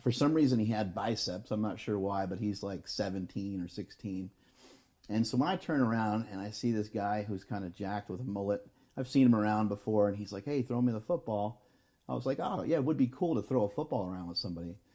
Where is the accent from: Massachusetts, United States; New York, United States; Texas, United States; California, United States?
New York, United States; We're from New York